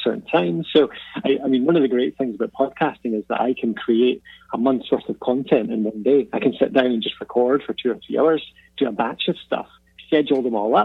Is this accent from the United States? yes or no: no; Dundee, Scotland, United Kingdom; accent: Scottish; I'm from Dundee, Scotland, originally.